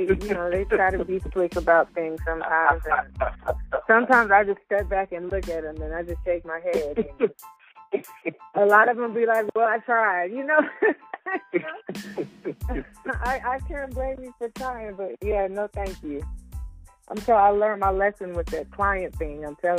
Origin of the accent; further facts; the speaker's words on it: Georgia, United States; Well, no, we were in Georgia. I fell in love with the team, Miami Heat. But that's always been my team. I haven't lived in Miami.